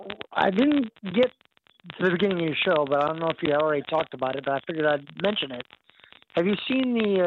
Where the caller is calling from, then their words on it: Arkansas, United States; I'm from Arkansas.